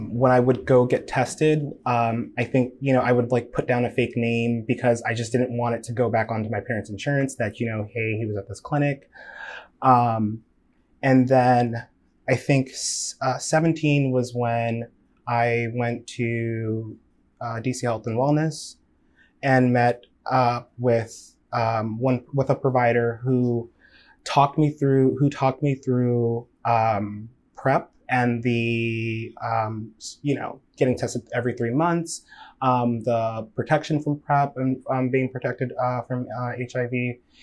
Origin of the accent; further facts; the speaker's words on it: Nigeria; I'm Nigerian.